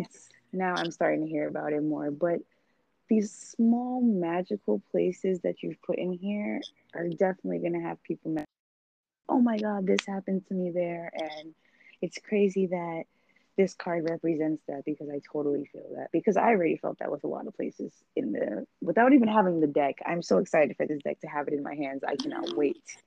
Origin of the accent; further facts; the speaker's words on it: New York, United States; I'm someone who was born and raised in New York